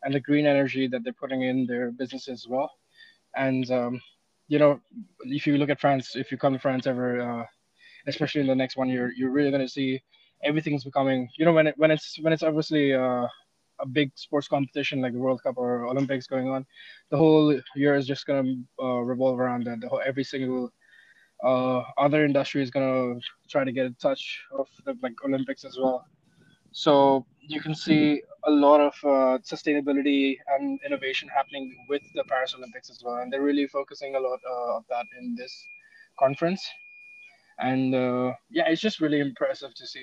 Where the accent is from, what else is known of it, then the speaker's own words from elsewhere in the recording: India; moved away as an adult; I'm from India